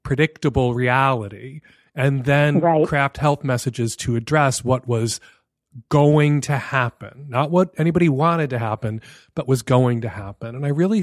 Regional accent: United States; as an American

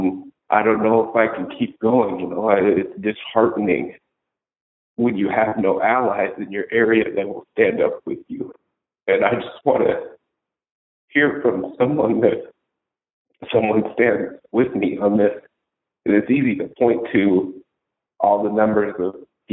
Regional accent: King County, Washington, United States; moved away; I was raised in King County

